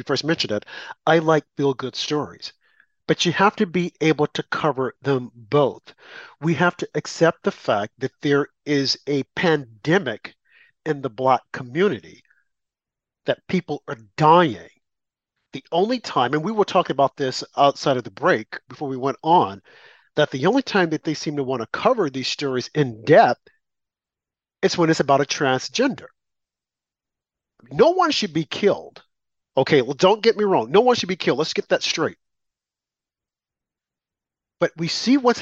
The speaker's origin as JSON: {"language": "English", "region": "the South", "country": "United States", "said": "I'm from the South"}